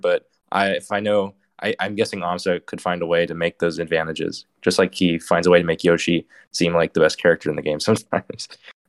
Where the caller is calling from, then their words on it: California, United States; SoCal. I'm going to college near Norwa